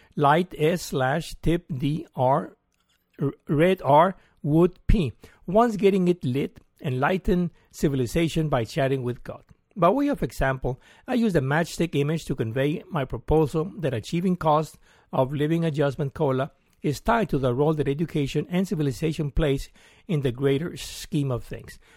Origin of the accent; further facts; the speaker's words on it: Mexico; moved away as an adult; also born or lived in Mexico City / London; now in Austin, United States; I'm from Mexico and came over in twenty oh two